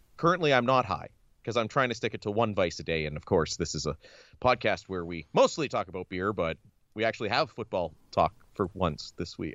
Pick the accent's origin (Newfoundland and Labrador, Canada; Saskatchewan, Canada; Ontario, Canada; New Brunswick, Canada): Ontario, Canada; We're both from Ontario